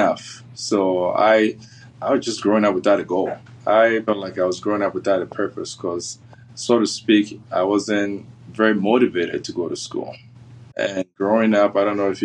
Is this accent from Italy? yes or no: no; Tema, Greater Accra, Ghana; moved away as an adult; now in Missoula, United States; I grew up in Tema, which is outside of Accra. Lived in Ghana, Tema for 17 years before I moved to the U.S.